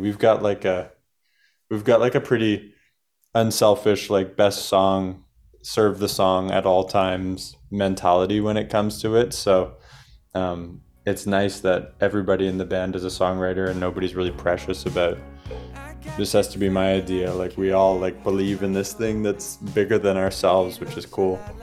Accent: Canada; we're from Canada

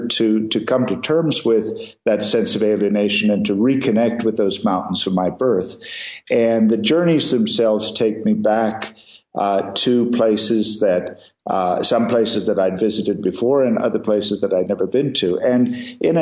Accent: India; I was born in the Himalayas, and I grew up here and have spent most of my life in these mountains

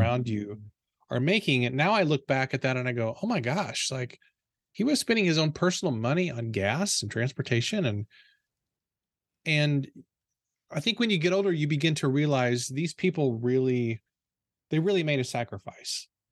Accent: Potosi, Missouri, United States; I grew up in a small town in southeastern Missouri called Potosi

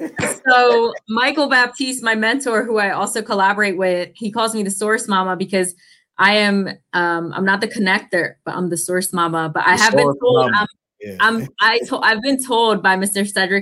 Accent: India; also born or lived in Thailand; But I know I lived in Thailand and it was very poor. And I come from India, which was, you know, poor in its setting too.

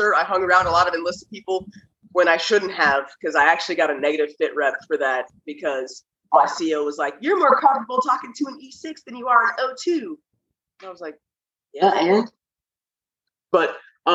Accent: Kansas City, United States; moved away; I'm from Kansas City

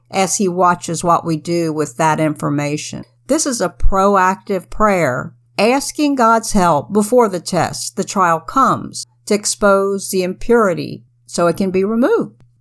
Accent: United States; As an American

